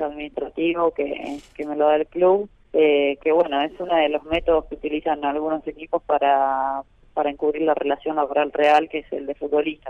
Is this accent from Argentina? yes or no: yes; Argentina; como argentina